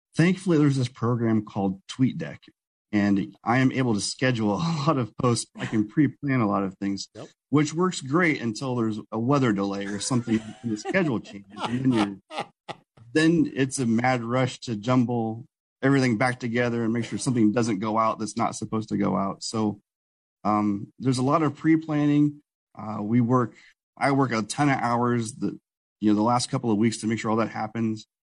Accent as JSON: {"language": "English", "town": "Newton", "region": "Iowa", "country": "United States", "tie": "born or raised there", "said": "I grew up in Newton, Iowa, which is where Iowa Speedway is"}